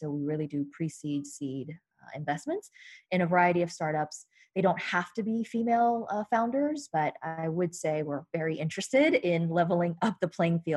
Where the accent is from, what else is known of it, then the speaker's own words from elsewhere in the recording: New York, United States; I am from New York. I have family and friends and network here